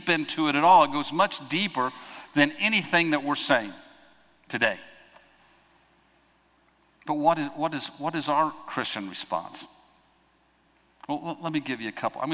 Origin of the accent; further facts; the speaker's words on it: United States; I'm an American